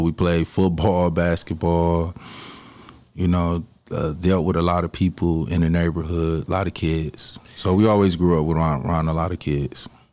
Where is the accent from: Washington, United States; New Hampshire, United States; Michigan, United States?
Michigan, United States; Detroit; I grew up in Detroit, on the east side of Detroit